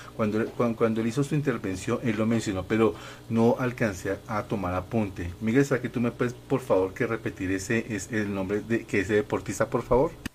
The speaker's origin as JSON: {"language": "Spanish", "country": "Colombia", "said": "nosotros colombianos"}